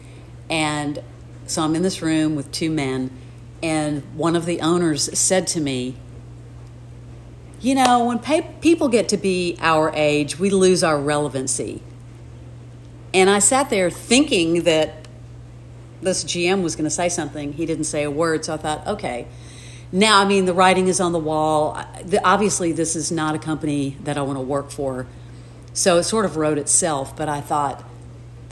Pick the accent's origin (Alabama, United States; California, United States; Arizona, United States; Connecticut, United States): Alabama, United States; also born or lived in New York; now in Nashville, United States; I'm from the South, you know, I grew up in Alabama